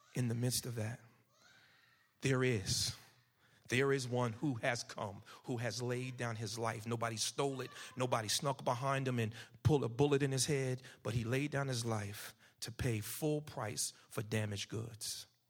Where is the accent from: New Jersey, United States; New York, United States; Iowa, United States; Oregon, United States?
New Jersey, United States; Paterson; moved away as an adult; also born or lived in North Carolina; now in Camden, United States; I'm from Patterson, New Jersey